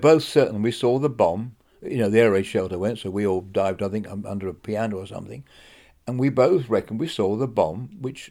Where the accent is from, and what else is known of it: Rye, South East England, United Kingdom; born or raised there; also born or lived in Yorkshire